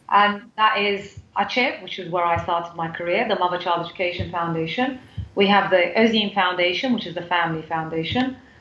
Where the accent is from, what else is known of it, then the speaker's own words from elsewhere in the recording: United Kingdom; moved away as an adult; now in Turkey; I grew up in the UK, as you can probably tell from my accent.